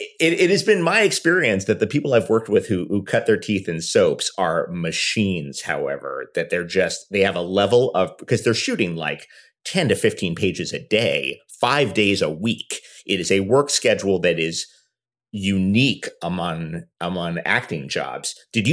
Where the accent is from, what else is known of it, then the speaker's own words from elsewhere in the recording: New York, United States; It was that and because I grew up in New York.